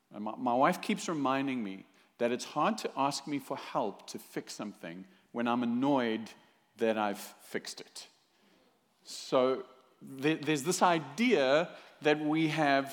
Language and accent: English; South Africa; now in Fullerton, United States; originally from South Africa